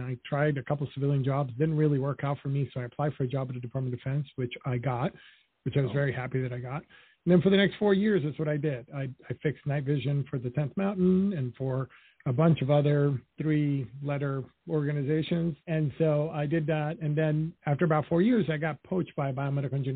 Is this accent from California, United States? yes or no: no; New York City, New York, United States; also born or lived in Dominican Republic; I grew up in Washington Heights in Harlem. When I was 5 years old, my parents split up. So I spent 5 years in Dominican Republic, which is where my parents are from